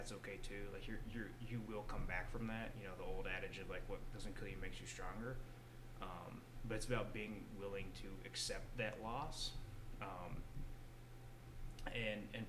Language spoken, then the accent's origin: English; Lubbock, Amarillo, Texas, United States; I grew up in Lubbock, Amarillo